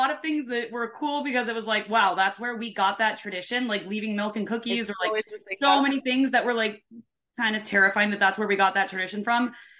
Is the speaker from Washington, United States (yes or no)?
yes; Washington, United States; accent: Canadian; So Washington, we're like 2 hours from the Canadian border, so we have a lot of the Canadian accent.